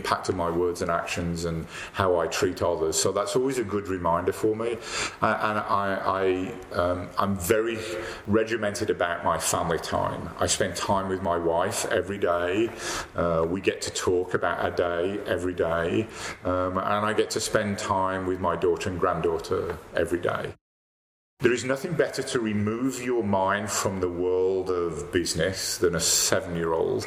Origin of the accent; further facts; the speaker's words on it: Dublin, Leinster, Ireland; also born or lived in United Kingdom; now in Calgary, Canada; I was born in Dublin